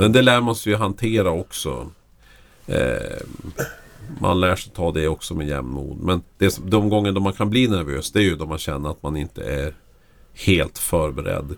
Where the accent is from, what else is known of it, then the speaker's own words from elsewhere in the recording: Lycksele, Västerbotten County, Sweden; moved away; jag växte upp i Lycksele där det bodde 7000 människor.